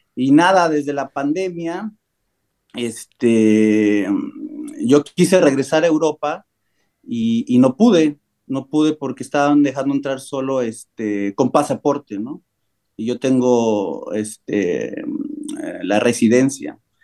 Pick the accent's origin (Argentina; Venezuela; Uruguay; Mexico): Mexico; moved away as an adult; also born or lived in Cancún, Mexico / Barcelona, Spain / Germany; now in United States; la primera vez que salí de México sí fue como a los 19 años